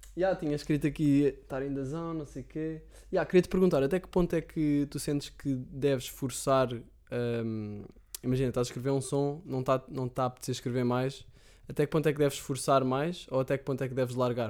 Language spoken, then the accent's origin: Portuguese; Sintra, Lisbon, Portugal; Eu, eu, sou de Sintra, antes vivia em casa dos meus pais em Sintra